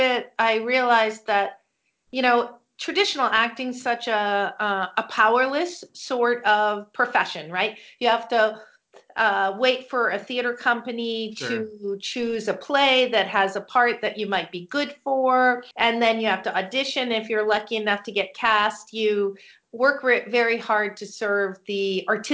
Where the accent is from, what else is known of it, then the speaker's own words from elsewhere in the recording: Westbrook, Maine, United States; first language French; English is a second language; also born or lived in Jackman, Maine; I was born in Jackman, Maine. And I lived there till I was 8 years old. And then we moved to Westbrook